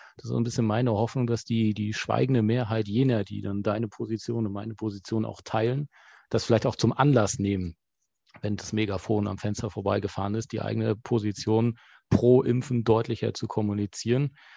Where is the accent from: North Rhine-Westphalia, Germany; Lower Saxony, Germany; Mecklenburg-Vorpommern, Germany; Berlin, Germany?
Mecklenburg-Vorpommern, Germany; Rostock; als Rostocker